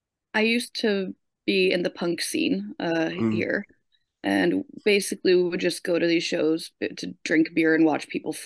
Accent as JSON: {"language": "English", "country": "United States", "tie": "born or raised there", "moved": "yes", "lives_now": "Sweden", "said": "when I was growing up in America"}